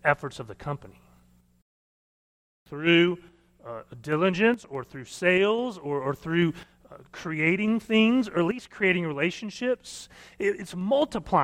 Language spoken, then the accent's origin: English; Missouri, United States; now in Oklahoma, United States; I grew up in Missouri, and so we went canoeing all the time